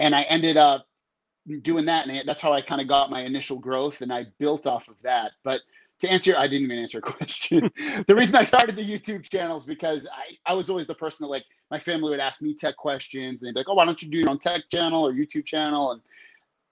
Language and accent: English; Massachusetts, United States; now in San Diego, United States; Been here since 2004. I'm from Massachusetts originally